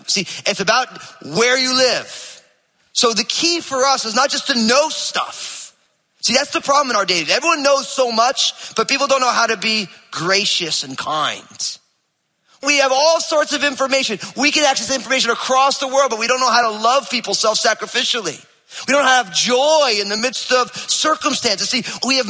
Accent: New Jersey, United States; I'm from New Jersey

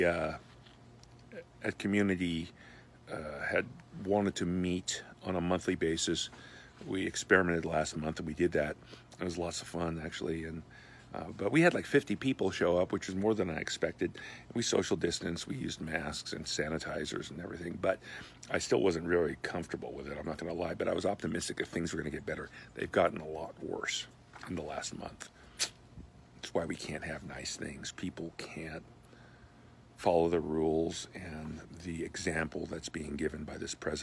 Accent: United States; I'm an American.

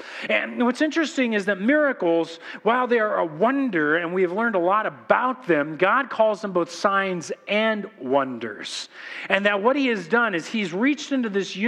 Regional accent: Corona, California, United States; we're from Corona.

